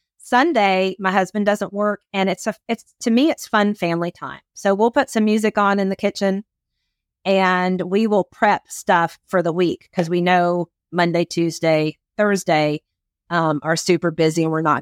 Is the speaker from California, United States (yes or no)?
no; Philadelphia, Pennsylvania, United States; I'm from Philadelphia, so I'm an Eagles fan.